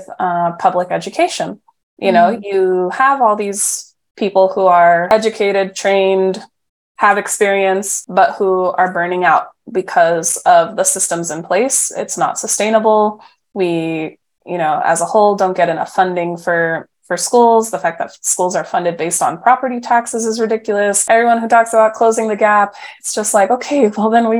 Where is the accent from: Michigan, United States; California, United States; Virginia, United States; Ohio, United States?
California, United States; Mount Diablo Unified School District; now in San Francisco, United States; the district that I grew up in Mount Diablo Unified